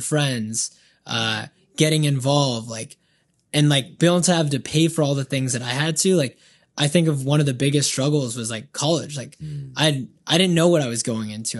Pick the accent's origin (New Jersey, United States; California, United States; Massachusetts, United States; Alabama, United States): California, United States; Banning; also born or lived in Colton, California; Then moved to Banning when I was younger in the fourth grade